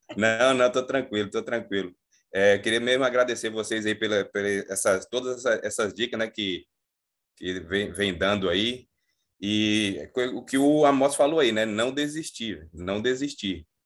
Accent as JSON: {"language": "Portuguese", "region": "Bahia", "country": "Brazil", "moved": "yes", "lives_now": "Macaé, Brazil", "said": "eu sou da Bahia. Hoje eu estou aqui em, em, Macaé"}